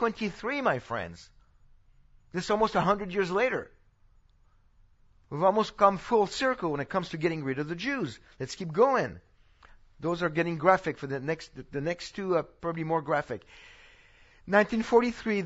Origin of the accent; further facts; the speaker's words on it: France; now in Texas, United States; this is where I'm from. I know I speak like a Texan now, but I'm from France